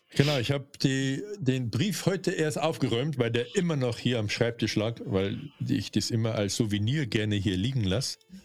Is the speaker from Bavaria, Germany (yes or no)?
yes; Bavaria, Germany; accent: Bavarian; also born or lived in North Rhine-Westphalia; bei mir merkt man schon, dass ich aus Bayern komme